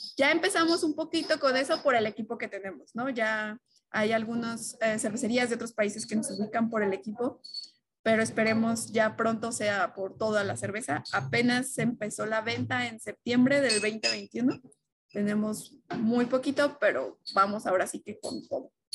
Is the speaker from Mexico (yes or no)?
yes; Mexico